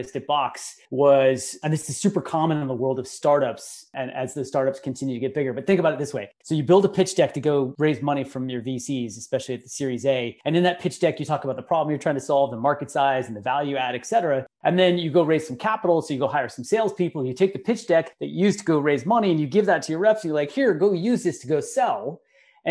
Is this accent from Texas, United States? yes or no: no; Bay Area, California, United States; growing up in the Bay Area